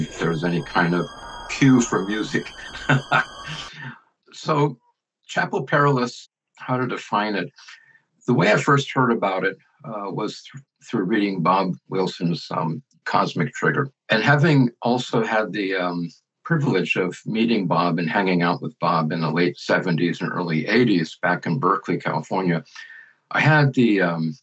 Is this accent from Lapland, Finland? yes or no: no; Helsinki, Uusimaa, Finland; I was born in Helsinki, Finland, about 69 years ago.